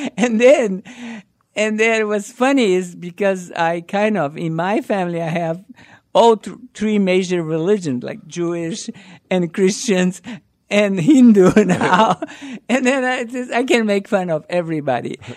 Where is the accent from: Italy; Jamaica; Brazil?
Brazil; South Brazil; English is a second language; moved away as an adult; now in United States; I'm from South Brazil, and we have, like, a lot of influence of, uh, Argentinian, uh, churrasco